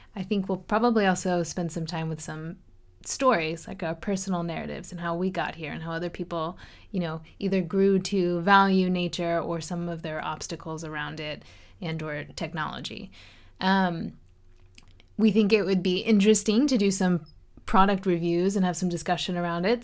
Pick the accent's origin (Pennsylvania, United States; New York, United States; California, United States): Pennsylvania, United States; Chesterbrook; moved away; I grew up outside of Philadelphia, Pennsylvania, in a small town called Chesterbrook